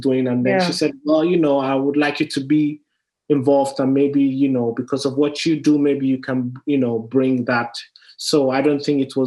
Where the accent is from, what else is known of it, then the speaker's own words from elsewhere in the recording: Nigeria; me being Nigerian